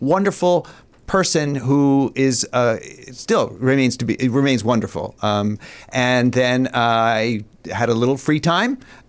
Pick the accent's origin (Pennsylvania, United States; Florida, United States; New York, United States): New York, United States; Ithaca; also born or lived in Philadelphia; I grew up in upstate New York, in Ithaca, New York.